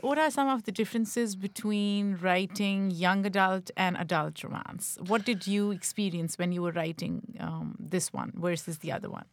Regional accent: Pakistan; I grew up in Pakistan

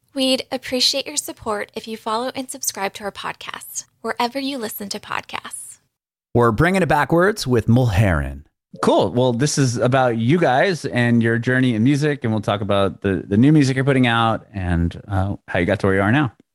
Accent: San Diego, California, United States; moved away as an adult; also born or lived in San Francisco; now in Nashville, United States; I'm from Southern, I'm from San Diego, but now I live actually in uh, Tennessee

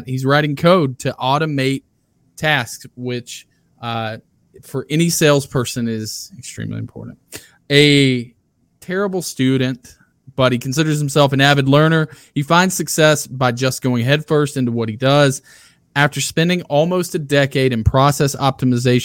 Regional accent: Alabama, United States; now in Phoenix, United States; growing up in Alabama, it's about as red as it gets.

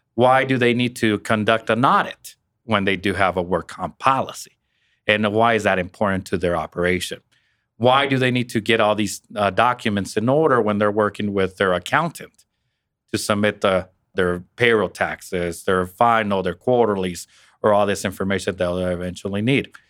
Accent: Western Kansas, United States; moved away as an adult; now in Wichita, United States; I'm originally from Western Kansas myself

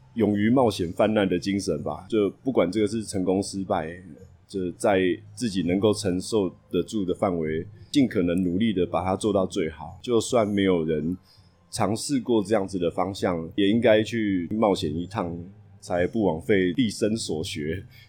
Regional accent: Taipei, Taiwan; 我从小在台北出生长大

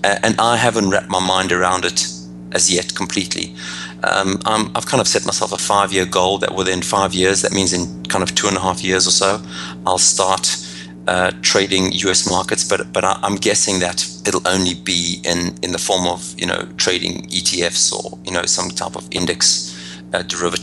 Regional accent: Johannesburg, Gauteng, South Africa; moved away as an adult; now in United States; as you can hear by my accent, I'm originally from Johannesburg, South Africa. Now I live in the US

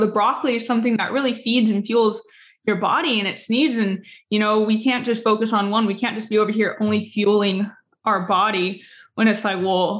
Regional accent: San Diego, California, United States; moved away; I'm from San Diego

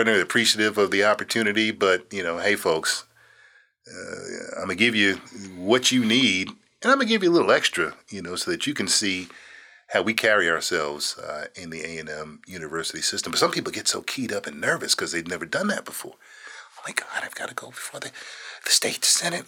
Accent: Phoenix, Arizona, United States; moved away; I was from Phoenix

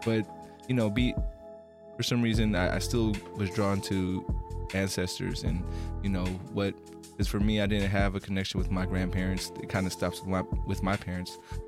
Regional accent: Bay Area, California, United States; I'm a person who feels a little disconnected, you know, from Filipino history. It's weird because growing up in the Bay Area

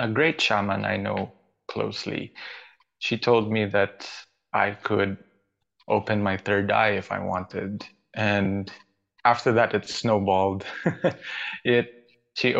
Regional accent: Baguio, Cordillera Administrative Region, Philippines; also born or lived in Manila; I was born in Manila, and then by the age of 5, we moved back to Baguio because our family, we're based in Baguio

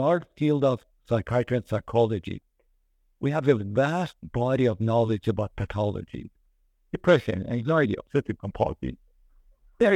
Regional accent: Iran; now in United States; I am from Iranian and I came to the United States.

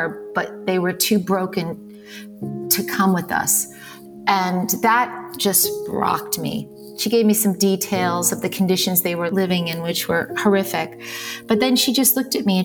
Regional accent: New York City, New York, United States; I was born in New York City, born to Olympia

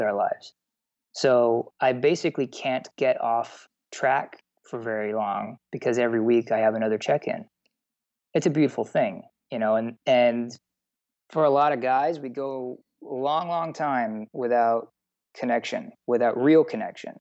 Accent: Texas, United States; I grew up in the South. I grew up in Texas

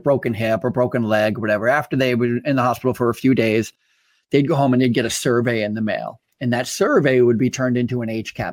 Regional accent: Vermont, United States; I'm from Vermont

